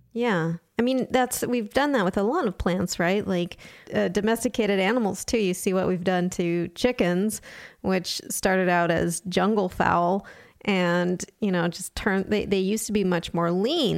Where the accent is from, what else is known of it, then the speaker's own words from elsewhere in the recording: Southern California, United States; I grew up in Southern California